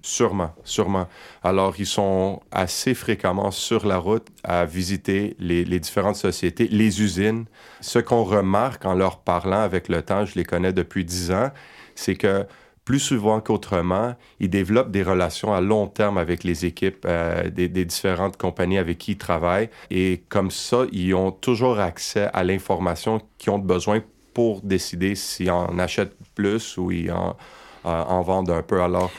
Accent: Quebec, Canada; ici chez nous au Québec

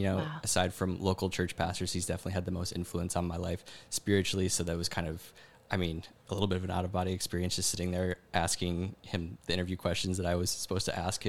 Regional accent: Michigan, United States; moved away as an adult; now in California, United States; I'm from Michigan originally, and I've been in California for about 10 years. I moved out here for work originally.

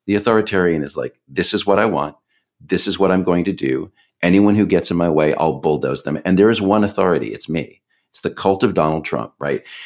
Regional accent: Texas, United States; now in Washington, United States; where I grew up in Texas.

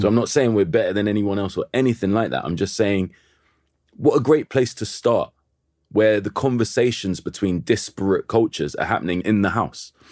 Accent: London, United Kingdom; I'm from Kilburn

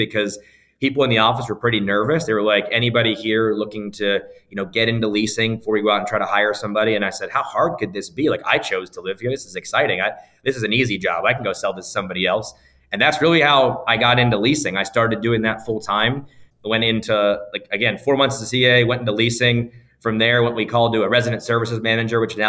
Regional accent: Sarasota, Florida, United States; moved away as an adult; also born or lived in Orlando, Florida; now in Chicago, United States; I grew up in Sarasota, Florida, born and raised.

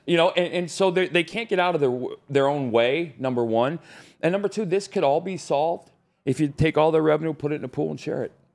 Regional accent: Arizona, United States; now in Nashville, United States; I grew up in Arizona

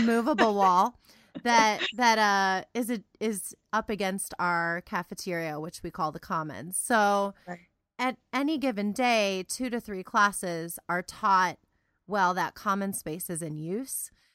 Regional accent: Cleveland, Ohio, United States; now in Central Ohio, United States; I was originally from the Cleveland area

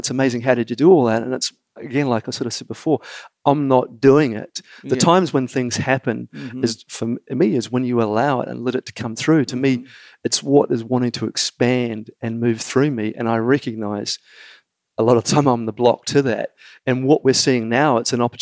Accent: New Zealand; being a Kiwi, we're a small nation.

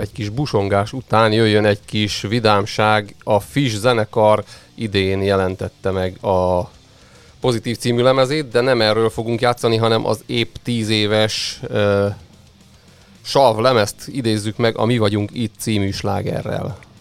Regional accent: Kunság, Hungary; én is kunsági gyerek vagyok

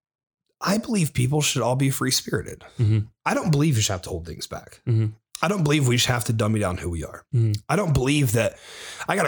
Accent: Springfield, Ohio, United States; moved away; I'm from Springfield, Ohio

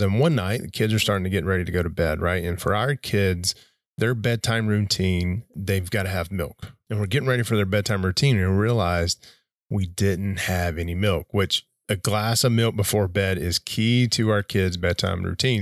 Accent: Glencoe, Alabama, United States; moved away; where I was born, where I grew up, and where I spent the better part of two decades is a small town in northeast Alabama called Glen Coates, Glen Coates, Alabama

